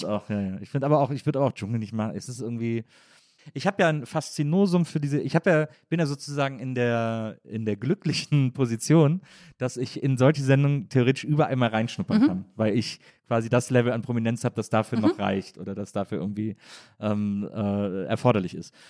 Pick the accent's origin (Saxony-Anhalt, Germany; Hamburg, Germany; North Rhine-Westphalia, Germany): North Rhine-Westphalia, Germany; Wesseling; in der Nähe von Wesslings, wo ich herkomme